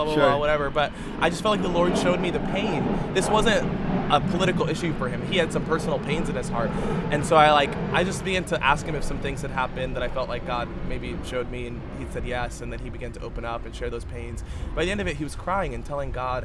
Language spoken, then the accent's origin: English; United States; I was born here and I was raised here